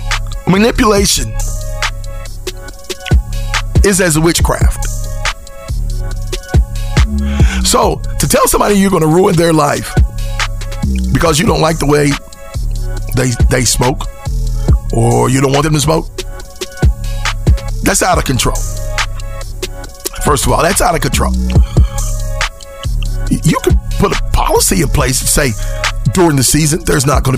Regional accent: West Virginia, United States; moved away; also born or lived in California; I'm from West Virginia. I saw no Hispanics growing up

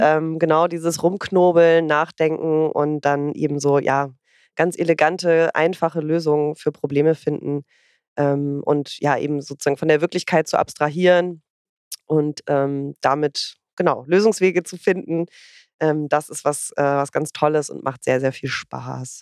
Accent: Northern Germany, Germany; ich komme ja aus dem Norden

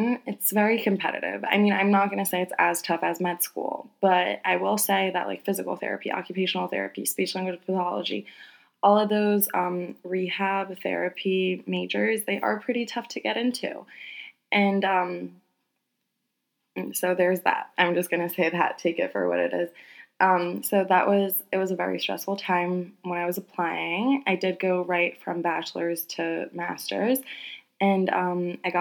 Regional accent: United States; I am very Polish, although I was born and raised in America

